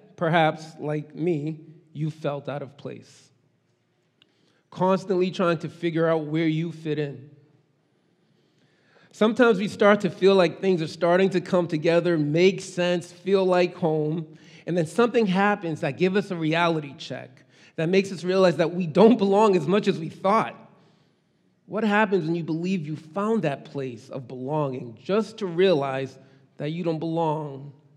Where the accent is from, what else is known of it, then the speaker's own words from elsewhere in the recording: Boston, Massachusetts, United States; first language Haitian Creole and English; also born or lived in Brockton / Haiti (parents); I was born and raised in Boston